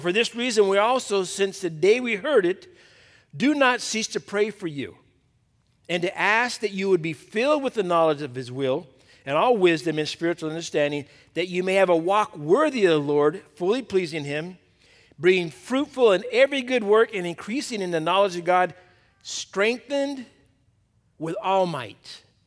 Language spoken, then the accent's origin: English; Torrance, California, United States; I was born in Torrance, went to school in Torrance, got married in Torrance, had all my kids here in Torrance. I'm still in Torrance